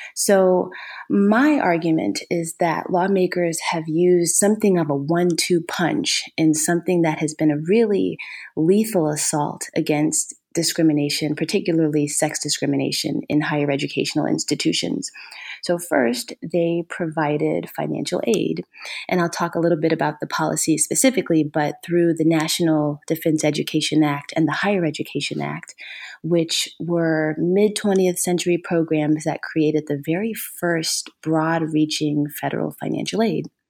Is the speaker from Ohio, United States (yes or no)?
yes; Ohio, United States; moved away; also born or lived in Minnesota / Georgia; I'm originally from Ohio